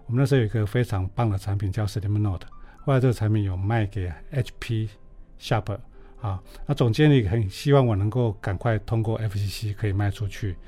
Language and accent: Chinese; Taiwan; moved away; also born or lived in Taipei; 我小时候在乡下